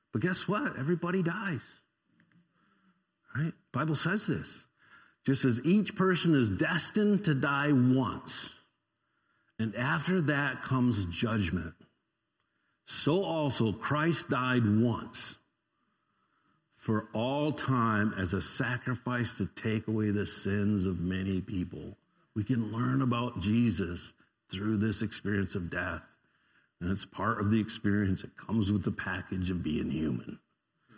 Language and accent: English; United States; I don't try to pretend not to be an American when I'm in other places because everybody would know it